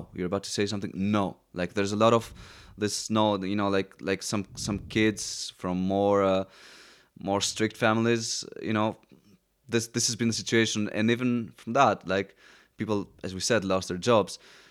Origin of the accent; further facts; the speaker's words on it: Athens, Attica, Greece; Well, growing up in Athens obviously my family who was very mixed either way, but also seeing how the Greeks acted, it's very similar to the States.